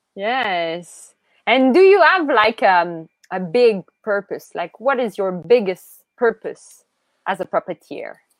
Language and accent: English; Canada; As Canadian